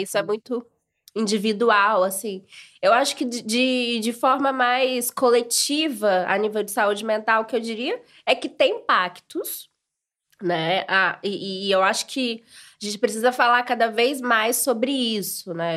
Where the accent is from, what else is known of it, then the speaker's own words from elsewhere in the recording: Brazil; accent: Brazilian; moved away as an adult; now in Portugal; quando nós estamos no Brasil, somos brasileiros